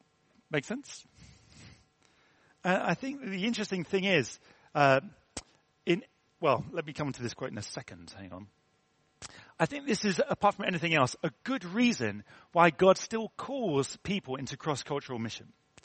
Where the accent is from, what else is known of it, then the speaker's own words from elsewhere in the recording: England, United Kingdom; as an Englishman who is brought up with Christmases upon Christmases and trees upon trees